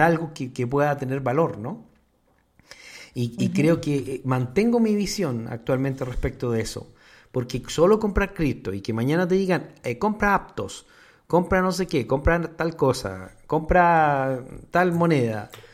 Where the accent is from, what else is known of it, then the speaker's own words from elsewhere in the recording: Mexico; nosotros en México